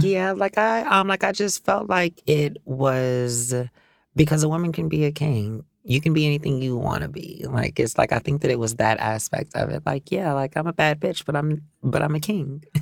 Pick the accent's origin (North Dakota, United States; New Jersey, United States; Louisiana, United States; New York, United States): Louisiana, United States; New Orleans; growing up in New Orleans. Like I can't speak for anywhere else because that's where I was raised.